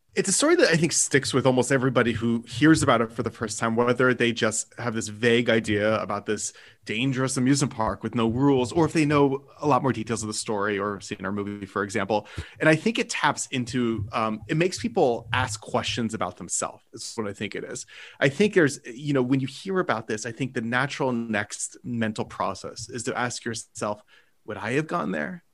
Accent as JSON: {"language": "English", "country": "United States", "said": "I am an American"}